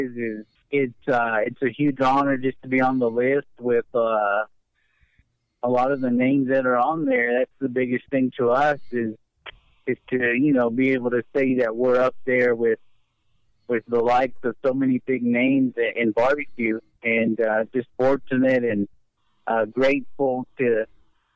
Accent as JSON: {"language": "English", "town": "Olton", "region": "Texas", "country": "United States", "tie": "born or raised there", "also_born_or_lived": "Lubbock, Texas", "said": "I was born in Lubbock, but I was raised here in Olton my whole life"}